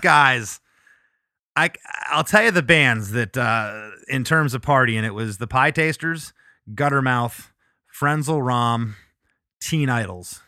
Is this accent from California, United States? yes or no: no; Florida, United States; also born or lived in Michigan; we moved to Florida when I was six.